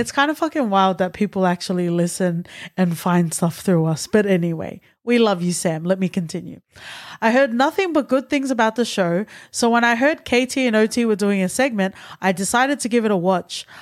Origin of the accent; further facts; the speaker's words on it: Australia; I, as an Australian born Tongan